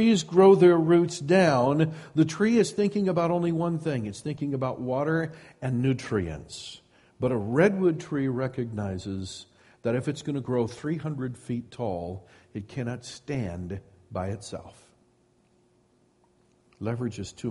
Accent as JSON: {"language": "English", "region": "Midwest", "country": "United States", "tie": "born or raised there", "moved": "yes", "lives_now": "Sonoma County, United States", "said": "I grew up in the Midwest"}